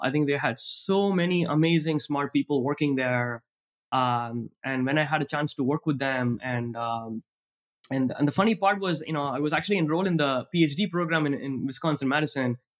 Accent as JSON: {"language": "English", "town": "Tiruchirappalli", "region": "Tamil Nadu", "country": "India", "tie": "born or raised there", "moved": "yes", "said": "I grew up in Trichy, back in the state of Tamil Nadu in India"}